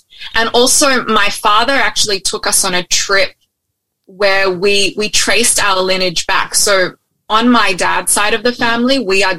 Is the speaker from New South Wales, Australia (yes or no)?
yes; Sydney, New South Wales, Australia; moved away as an adult; also born or lived in Beijing, China / Melbourne / Gold Coast; now in Honolulu, United States; I was born in China, and then I moved to Australia when I was 2. We lived in Melbourne for a couple of years, and then, pretty much from about 4 onwards, I lived in Sydney, a little bit on the Gold Coast as well as an adult, but mostly in Sydney.